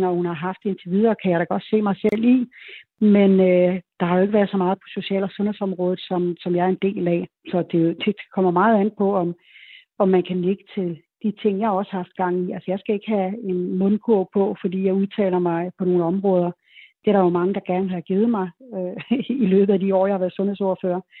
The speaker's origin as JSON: {"language": "Danish", "area": "Lolland", "region": "Zealand", "country": "Denmark", "moved": "yes", "said": "Jeg kommer selv ned fra Lolland"}